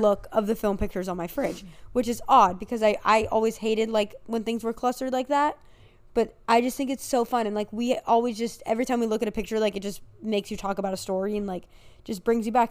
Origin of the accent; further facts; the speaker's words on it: United States; I'm American